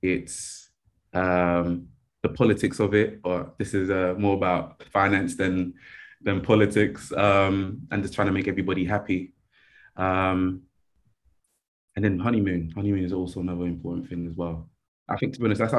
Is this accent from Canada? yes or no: no; Nigeria; I'm Nigerian